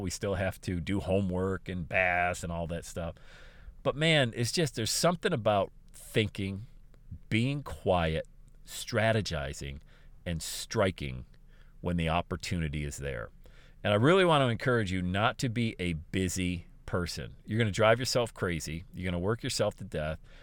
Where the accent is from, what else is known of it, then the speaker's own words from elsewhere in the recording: Bradford, Pennsylvania, United States; also born or lived in Buffalo, New York / Southwest Ohio; now in Ohio, United States; my hometown of Bradford, P